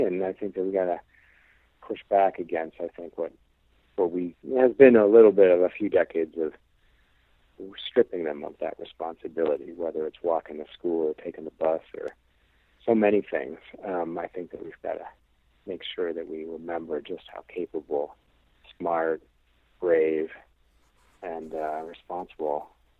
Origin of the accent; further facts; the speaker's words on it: Illinois, United States; I came from Illinois. There's no hills there.